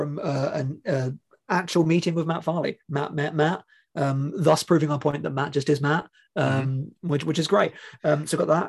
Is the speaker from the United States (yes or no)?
no; England, United Kingdom; as an English person.